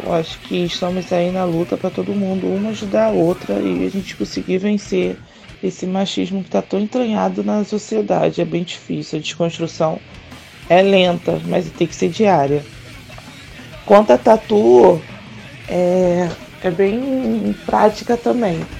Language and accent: Portuguese; Rio de Janeiro, Brazil; Eu sou do Rio de Janeiro e eu rodo o Brasil todo tatuando